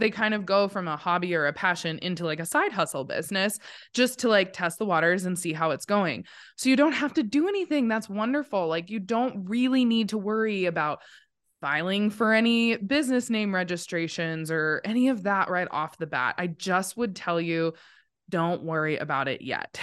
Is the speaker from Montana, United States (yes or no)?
yes; Montana, United States; I was born and raised here in Montana. I'm a true Montana, not a transplant.